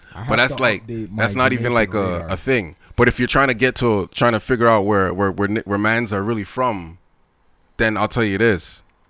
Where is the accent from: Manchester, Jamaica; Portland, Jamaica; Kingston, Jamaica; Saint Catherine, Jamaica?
Manchester, Jamaica; Mandeville; I'm from Swavey's Hope, Mandeville, in Jamaica. That's where my people's from.